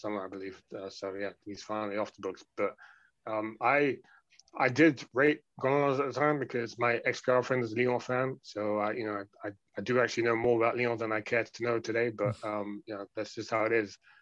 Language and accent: English; London, United Kingdom; I'm someone who has spent the majority of my life growing up in London, among other places